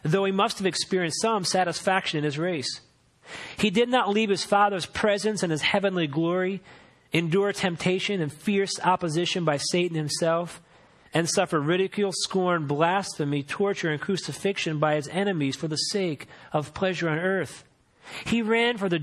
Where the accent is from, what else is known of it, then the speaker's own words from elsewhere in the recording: Philadelphia, Pennsylvania, United States; moved away as an adult; where I grew up in Philadelphia